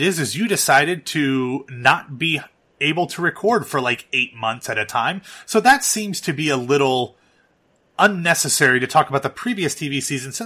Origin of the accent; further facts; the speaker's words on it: Columbus, Ohio, United States; I'm an Ohio State diehard, born and raised in Columbus, went to Ohio State